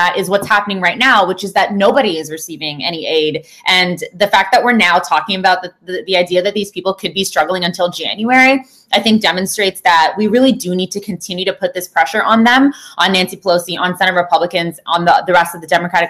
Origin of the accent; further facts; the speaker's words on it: Canada; I'm from Canada